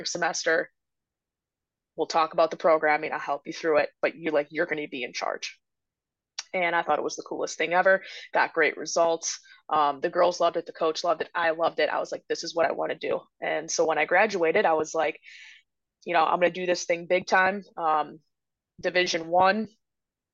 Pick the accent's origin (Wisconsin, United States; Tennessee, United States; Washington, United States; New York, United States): Wisconsin, United States; moved away as an adult; now in Illinois, United States; growing up in Wisconsin